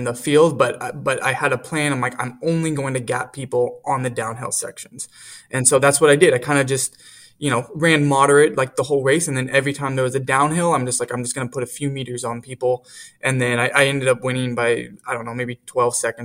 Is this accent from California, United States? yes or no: yes; Fresno, California, United States; growing up in Fresno, the state championship meet for high schools and community college actually is at Woodward Park here in Fresno, and it's literally across the street from where I live.